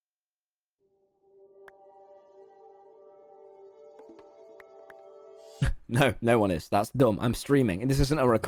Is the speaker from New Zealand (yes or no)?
no; United Kingdom; I'm from Britain.